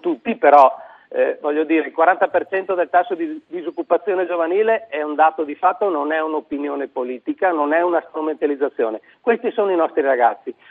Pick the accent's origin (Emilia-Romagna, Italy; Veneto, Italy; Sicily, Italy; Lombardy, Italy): Veneto, Italy; come Veneti